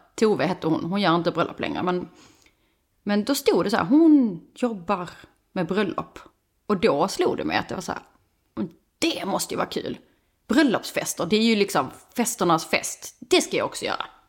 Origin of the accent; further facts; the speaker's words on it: Skåne, Sweden; moved away as an adult; also born or lived in Stockholm; now in Höllviken, Sweden; Jag kommer ju från Skåne men, vi, men inte från Höllviken.